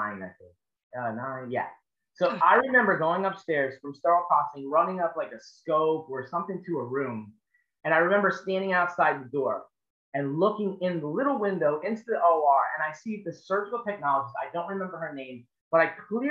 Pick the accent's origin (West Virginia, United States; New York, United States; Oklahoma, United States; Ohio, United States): New York, United States; Long Island; moved away as an adult; now in Charleston, United States; I'm born and raised on Long Island, New York